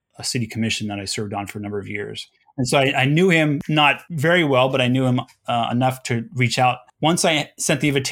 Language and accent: English; Los Angeles, California, United States; I grew up in Los Angeles